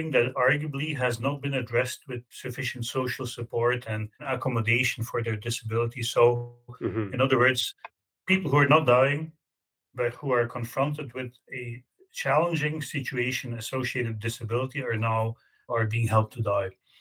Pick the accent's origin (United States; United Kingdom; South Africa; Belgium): Belgium; moved away as an adult; now in Canada; I grew up in Belgium. I moved to Canada more than 25 years ago